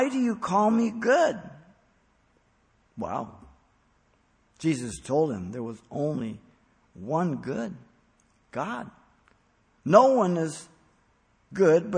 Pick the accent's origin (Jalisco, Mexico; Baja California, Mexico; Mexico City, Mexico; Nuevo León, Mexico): Mexico City, Mexico; moved away; I was raised a Catholic. I was born in Mexico City.